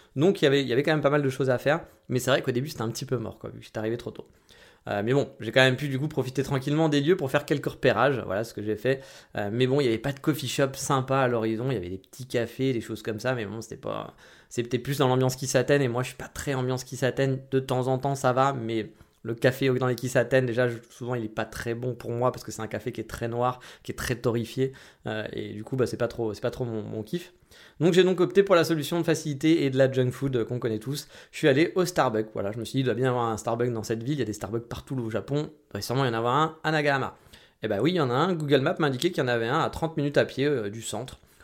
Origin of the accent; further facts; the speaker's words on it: France; chez nous en France